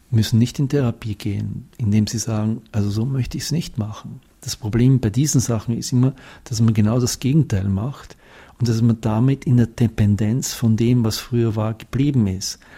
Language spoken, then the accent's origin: German; Austria; now in Switzerland; ich bin Österreicher und 20 Jahre in der Schweiz.